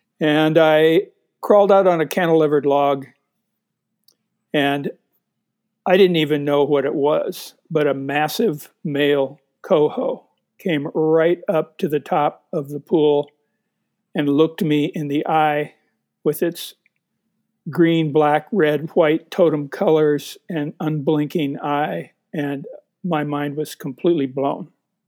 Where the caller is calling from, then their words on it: Missoula, Montana, United States; I'm in Missoula, Montana, and it was 8 degrees here this morning